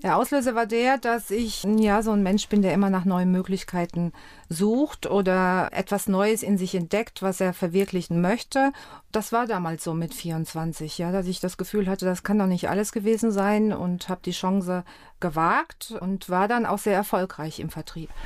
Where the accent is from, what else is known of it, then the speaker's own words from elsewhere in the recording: Westerwald, Rhineland-Palatinate, Germany; accent: Westerwald dialect; moved away; Ich bin dort aufgewachsen